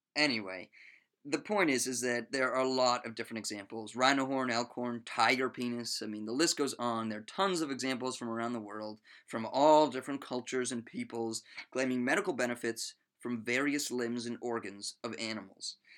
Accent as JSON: {"language": "English", "region": "Maryland", "country": "United States", "tie": "born or raised there", "said": "my home state of Maryland"}